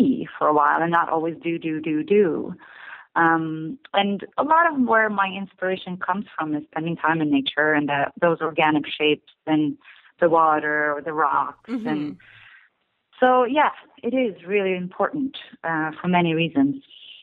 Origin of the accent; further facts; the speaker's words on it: Stockholm, Stockholm County, Sweden; moved away as an adult; also born or lived in California; now in Brooklyn, United States; I grew up in Stockholm, Sweden